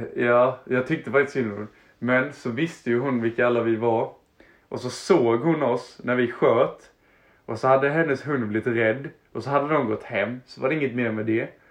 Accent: Harplinge, Halland County, Sweden; jag hade typ um, bott i Harplinge kanske... Det var där jag växte upp. Jag flyttade runt lite, sen så hamnade jag i Harplinge, en liten plats utanför Halmstad.

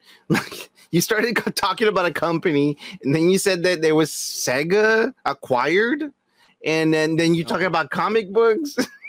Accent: Mexico; moved away; I grew up in Mexico.

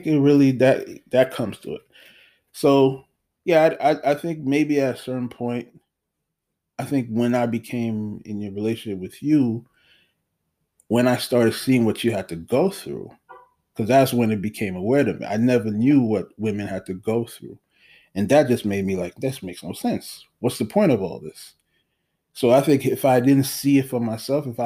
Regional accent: Haiti; moved away; I was born in Haiti

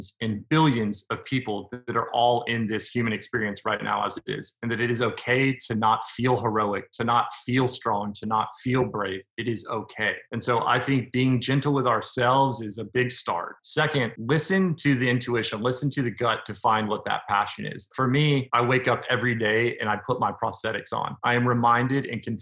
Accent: Nashville, Tennessee, United States; I'm from Nashville, Tennessee.

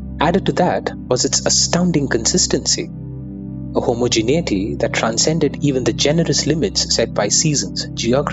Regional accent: Kolkata, West Bengal, India; As a South Indian born and raised in Bengal, my earliest memories of railways are associated with our annual trips to Madras from Calcutta during the summer holidays

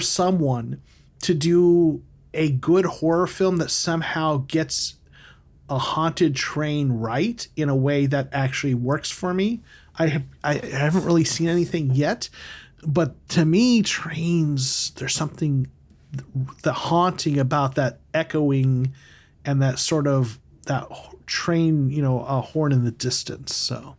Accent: United States; I'm American

